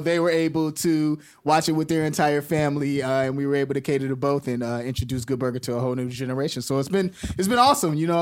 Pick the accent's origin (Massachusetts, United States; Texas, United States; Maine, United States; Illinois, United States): Illinois, United States; Chicago; I'm from Chicago